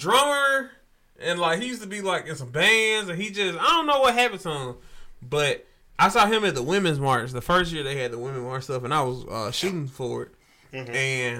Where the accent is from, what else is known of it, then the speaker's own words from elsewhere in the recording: Jackson, Mississippi, United States; I'm from Jackson, Mississippi.